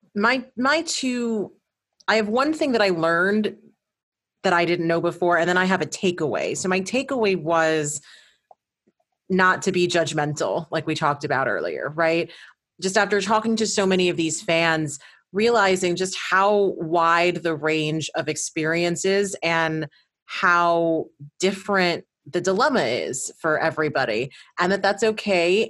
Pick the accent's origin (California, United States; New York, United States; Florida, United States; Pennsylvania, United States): New York, United States; new york which is my home state my hometown